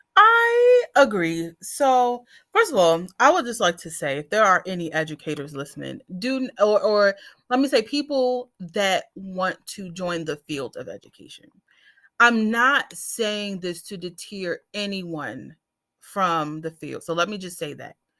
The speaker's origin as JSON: {"language": "English", "town": "Washington", "region": "District of Columbia", "country": "United States", "tie": "born or raised there", "said": "I am born and raised in Washington, D C"}